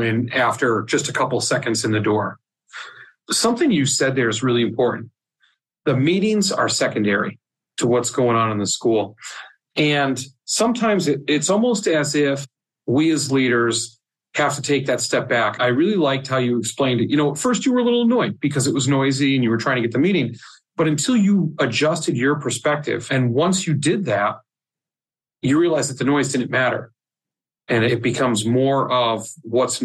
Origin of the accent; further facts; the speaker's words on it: Oregon, United States; moved away; I'm originally from Oregon.